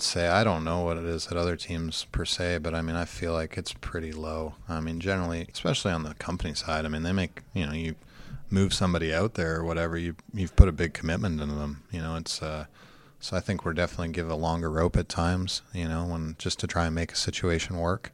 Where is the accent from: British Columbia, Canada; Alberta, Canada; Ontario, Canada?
Ontario, Canada; London; moved away; Just outside of London, Ontario